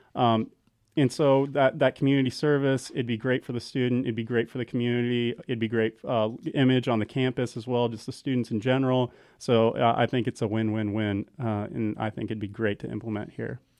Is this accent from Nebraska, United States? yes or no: yes; Central City, Nebraska, United States; now in Kearney, United States; I'm originally from Central City, so a pretty small town, town of about three thousand